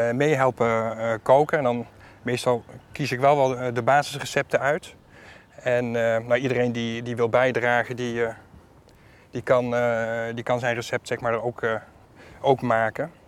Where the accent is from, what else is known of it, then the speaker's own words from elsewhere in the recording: Netherlands; Ik ben half Griek. Mijn vader is Griek, mijn moeder was Nederlandse. En eh, ik ben hier wel geboren en getogen